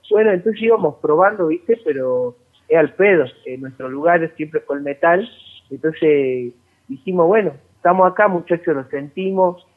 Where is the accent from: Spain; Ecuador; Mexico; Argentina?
Argentina; Salta; nosotros no somos de Buenos Aires, que somos de Salta